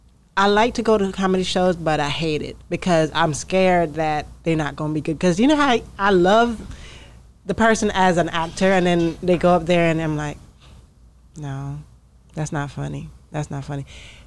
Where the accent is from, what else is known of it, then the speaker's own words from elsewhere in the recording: Jamaica; people hear that I'm Jamaican